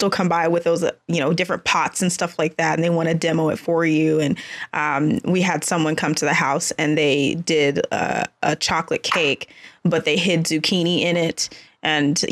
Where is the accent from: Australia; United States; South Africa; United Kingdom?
United States; Dallas, Texas; now in Austin, United States; I grew up in the Dallas-Fort Worth area and then came to Austin for school